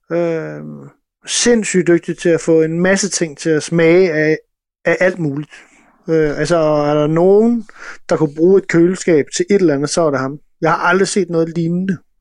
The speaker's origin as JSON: {"language": "Danish", "country": "Denmark", "said": "jeg kommer også fra Jylland"}